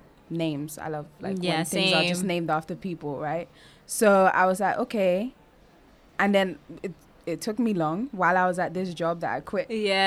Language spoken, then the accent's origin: English; London, United Kingdom; also born or lived in New York, United States / Nigeria; I went to school in Nigeria for a little bit, a few years. And then went to London and started school in London in about year two. Okay. And then from year two to pretty much 18.